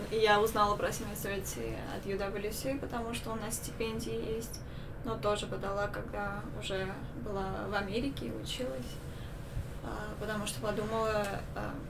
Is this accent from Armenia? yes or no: yes; Yerevan, Armenia; moved away as an adult; also born or lived in China; now in Idaho, United States; Я а, из Еревана, Армении. С Ханой тоже училась э, в Армении в международной школе. Сейчас э, сделала э, работу в Китае год, и сейчас учусь в Америке